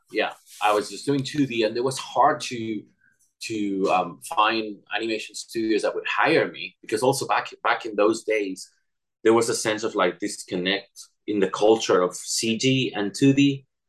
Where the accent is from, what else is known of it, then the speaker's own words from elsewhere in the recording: Barcelona, Catalonia, Spain; English is a second language; moved away as an adult; also born or lived in Cadiz, Spain / Madrid, Spain; growing up in Barcelona